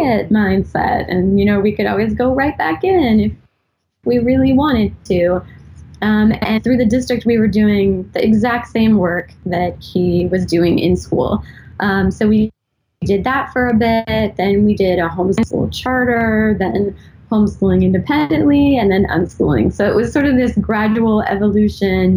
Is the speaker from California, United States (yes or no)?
yes; San Diego, California, United States; moved away as an adult; now in Pacific Northwest, United States; I am originally from San Diego, and we moved here just over a year ago